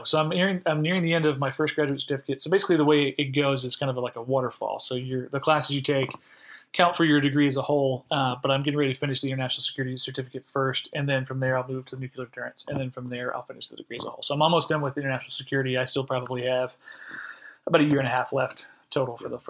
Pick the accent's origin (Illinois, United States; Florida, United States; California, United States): Florida, United States; moved away as an adult; also born or lived in upstate New York; now in Holly Springs, United States; Originally, I'm from Florida. I'm an eighth-generation Floridian. My family lived about 15 square miles from where we homesteaded in, I think, 1840.